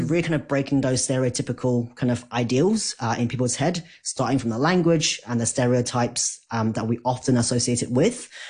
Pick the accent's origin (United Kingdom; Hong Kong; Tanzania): Hong Kong; I'm Asian, I'm from Hong Kong